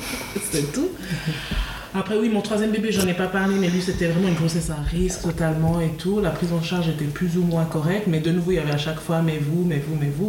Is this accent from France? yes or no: no; Switzerland; moi je suis née en Suisse, j'ai grandi en Suisse